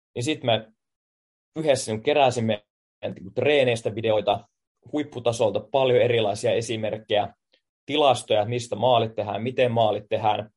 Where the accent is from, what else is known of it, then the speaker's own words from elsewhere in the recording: Finland; moved away as an adult; now in Tallinn, Estonia; Mä tuun Suomesta JIKosta